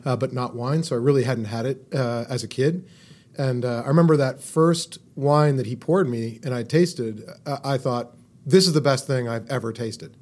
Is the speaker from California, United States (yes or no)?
yes; California, United States; moved away; also born or lived in Boston; I grew up in California, and so I drank California wine